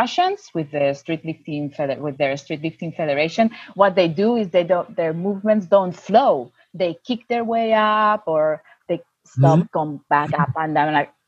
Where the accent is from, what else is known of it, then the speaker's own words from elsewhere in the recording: Spain; I'm from Spain.